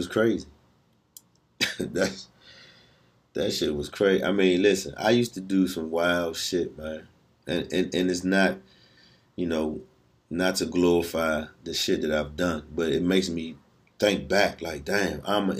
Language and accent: English; Washington, District of Columbia, United States; Good times growing up in Southeast, man. Good times going down Eastover